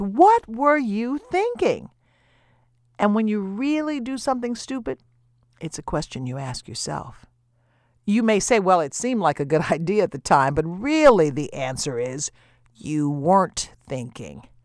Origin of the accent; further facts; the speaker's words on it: the South, United States; I grew up in the South, and I know what feeding the pigs, slopping the hogs is all about.